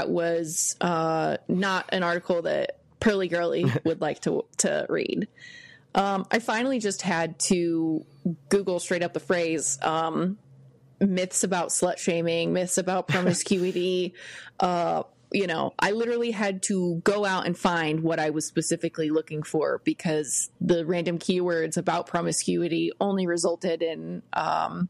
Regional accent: Missouri, United States; I was born and raised here in Missouri

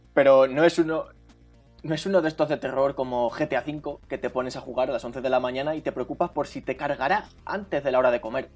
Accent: Albacete, Castilla-La Mancha, Spain; yo soy de Albacete

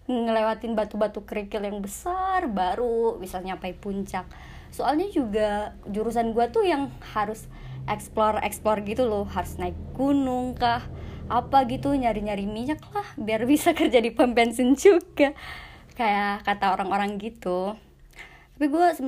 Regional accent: Aceh, Indonesia; now in Yogyakarta, Indonesia; gue tuh sebenarnya asalnya dari Aceh ya lu tahu ya pasti salam Mekah gitu ya

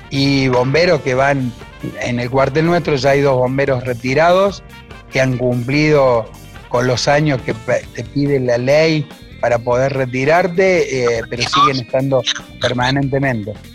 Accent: Punilla Valley, Córdoba, Argentina; mi pueblo y básicamente de lo que es la sociedad que nos rodea en esta zona del Valle de Punilla

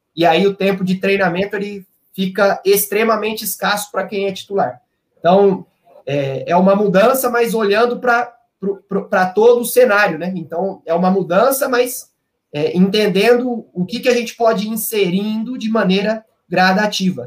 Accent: Campinas, São Paulo, Brazil; eu sou de Campinas, eu fiz faculdade de educação física em Campinas mesmo, na Unicamp

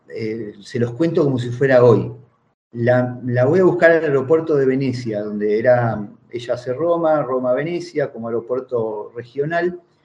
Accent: General Rodríguez, Buenos Aires Province, Argentina; moved away as an adult; also born or lived in Italy; mi pueblo natal, en General Rodríguez

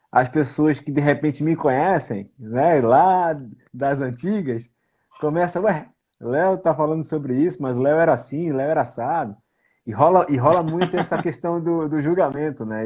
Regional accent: Brazil; now in Portugal; somos brasileiros

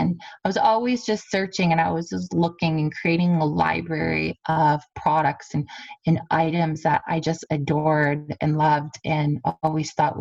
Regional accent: Kingsville, Ontario, Canada; I grew up on a family farm growing up in Kingsville in the Leamington area

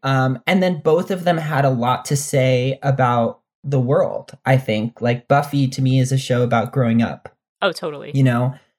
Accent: Dominican Republic; now in United States; Dominican gay kid who didn't fit in anywhere and didn't see anyone like him.

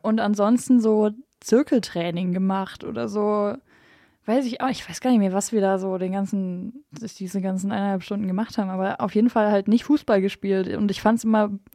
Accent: Bavaria, Germany; Jetzt sind wir ja alle aus Bayern hier

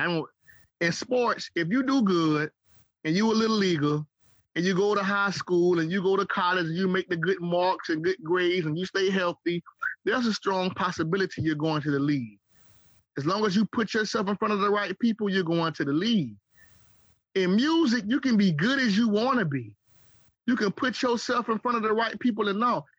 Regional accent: St. Petersburg, Florida, United States; When I started growing my dreads in St. Pete, in St. Petersburg, Florida, the Bird, Trigger City, St. Creek, St. Pistol

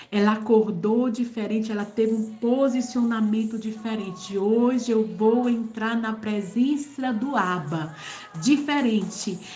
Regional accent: Tauá, Ceará, Brazil; moved away as an adult; now in São Paulo, Brazil; Eu sou da cidade de Tauá, no sertão dos Inhamuns, no Ceará. Mas eu moro aqui em São Paulo já há sete anos

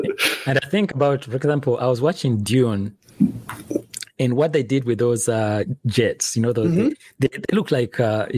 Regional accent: Central Region, Uganda; now in United States; I am based in the US right now, but I'm originally from Uganda in East Africa.

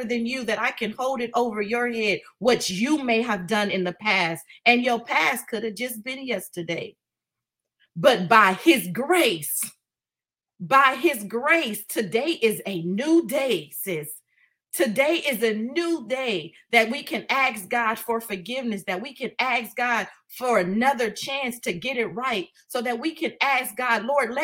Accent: Oakland, California, United States; growing up in East Oakland

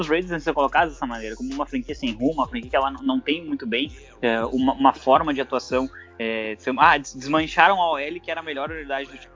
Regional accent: South Region, Brazil; eu sou do Sul

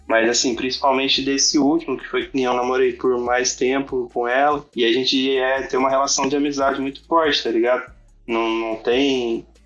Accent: Guaratinguetá, São Paulo, Brazil; Sou de Guaratinguetá, interior de São Paulo

